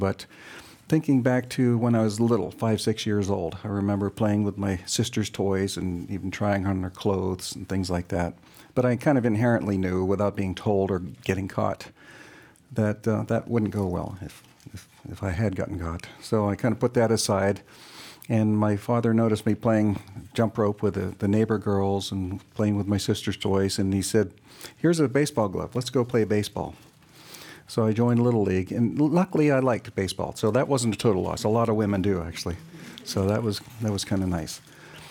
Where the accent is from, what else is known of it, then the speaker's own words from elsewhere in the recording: Beaver Falls, Pennsylvania, United States; moved away as an adult; also born or lived in New Jersey; now in Canada; I'm originally from Beaver Falls, Pennsylvania, the home of Joe Namath, a big football country there